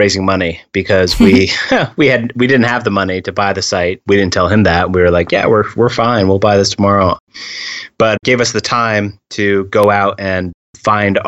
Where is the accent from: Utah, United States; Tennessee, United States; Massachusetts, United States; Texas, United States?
Massachusetts, United States; I'm from Massachusetts